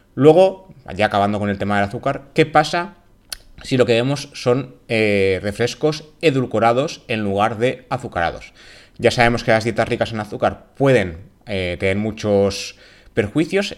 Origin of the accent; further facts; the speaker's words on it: Valencian Community, Spain; mi tierra, en la comunidad valenciana, lo que sabemos decir es cuan más sucre, más dulce